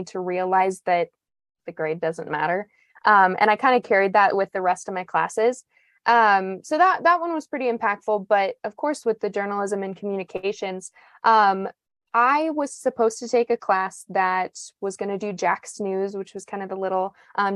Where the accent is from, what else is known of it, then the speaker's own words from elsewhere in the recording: Martin, South Dakota, United States; I grew up in Martin, South Dakota, which is a tiny town on the west side of the state